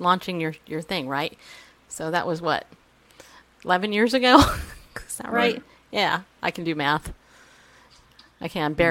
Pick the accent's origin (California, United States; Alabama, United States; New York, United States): New York, United States; I'm not. I'm from New York